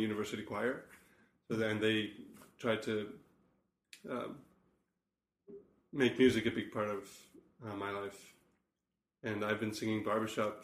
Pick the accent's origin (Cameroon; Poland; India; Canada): Canada; Regina, Saskatchewan; also born or lived in South Africa; now in Saskatoon, Canada; I'm originally from South Africa. We moved to Canada, to Regina, actually, when I was 6 years old.